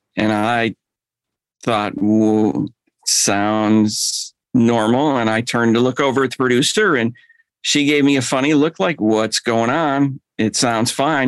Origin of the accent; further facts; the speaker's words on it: Chicago, Illinois, United States; now in Atlanta, United States; I moved down here from Chicago